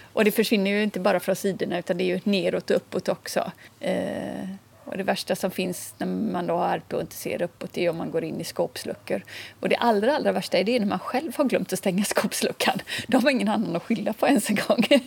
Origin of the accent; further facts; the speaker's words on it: Kungsbacka, Halland County, Sweden; moved away as an adult; also born or lived in Stockholm; now in Skåne, Sweden; jag kommer från Kungsbacka, strax söder om Göteborg. Och sen har jag bott lite drygt 25 år i Stockholm